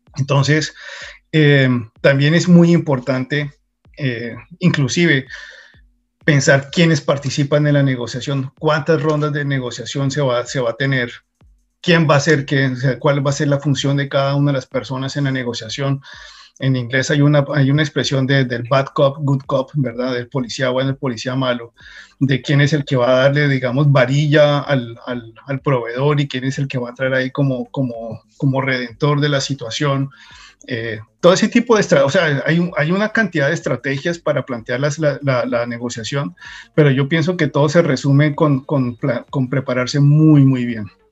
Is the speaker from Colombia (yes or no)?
yes; Colombia; moved away as an adult; now in United States; yo salí de Colombia muy joven, casi que recién graduado, de, la universidad.